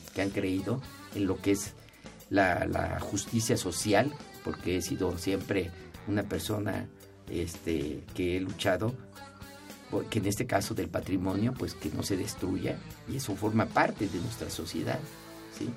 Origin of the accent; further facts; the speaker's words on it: Mexico; yo fuera como mexicano